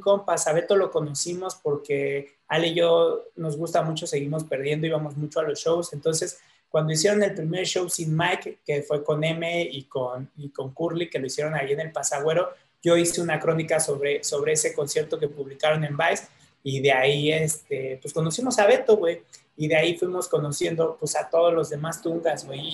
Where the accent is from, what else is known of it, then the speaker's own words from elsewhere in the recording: Mexico City, Mexico; nací en, este, en la Nueva Santa María y de ahí, güey, este, la verdad, como desde los cinco años, yo creo, hasta los 15, 16, viví en Tlatelolco